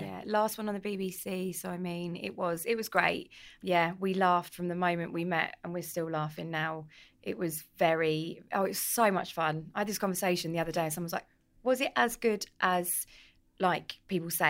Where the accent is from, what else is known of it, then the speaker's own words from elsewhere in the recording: London, United Kingdom; also born or lived in Edmonton, London; I'm from North London originally, proud Londoner, um, from Edmonton. Tottenham, Tottenham born and bred